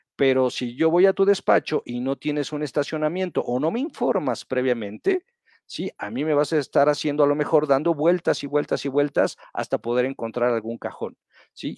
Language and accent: Spanish; Mexico; nosotros como mexicanos